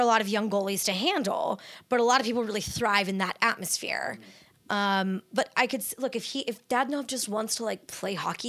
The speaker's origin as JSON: {"language": "English", "region": "Northern California", "country": "United States", "tie": "born or raised there", "also_born_or_lived": "Orange County, California", "said": "I grew up in Northern California. I lived for 10 years in Southern California"}